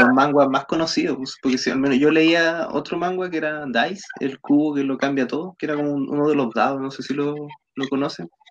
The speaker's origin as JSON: {"language": "Spanish", "country": "Chile", "said": "somos chilenos, los cuatro"}